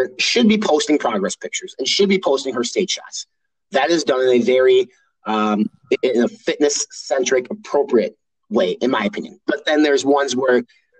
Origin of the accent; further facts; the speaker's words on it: Midwest, United States; I was raised in the Midwest